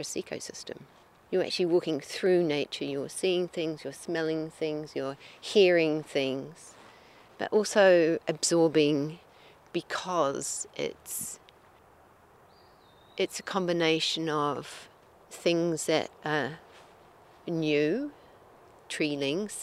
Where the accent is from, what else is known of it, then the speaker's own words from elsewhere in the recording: New Zealand; now in Wakefield, Canada; I'm originally from New Zealand